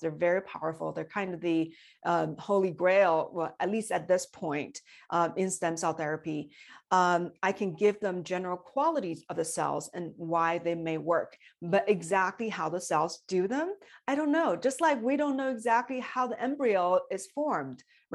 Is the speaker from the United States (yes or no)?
no; China; moved away as an adult; I came from China when I was twenty years old, so I had full education in China